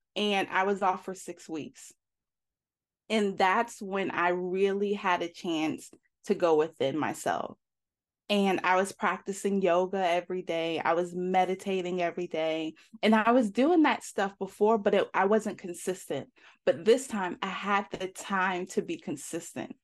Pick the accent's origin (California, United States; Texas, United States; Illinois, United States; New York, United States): New York, United States; moved away as an adult; also born or lived in Atlanta, Georgia; now in Georgia, United States; I was from, I'm from New York originally, and I graduated high school, and I moved down, uh, to Atlanta to go to beauty school.